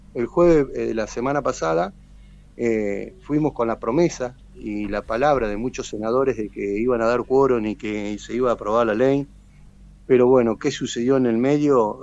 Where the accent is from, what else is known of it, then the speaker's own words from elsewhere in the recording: General Pico, La Pampa, Argentina; soy nativo de acá de General Pico